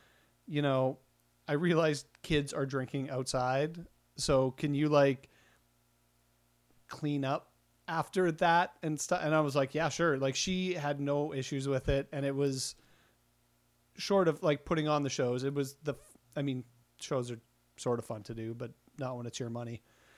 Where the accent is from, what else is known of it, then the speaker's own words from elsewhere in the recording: Estevan, Saskatchewan, Canada; moved away; I grew up in Estevan, and I did shows there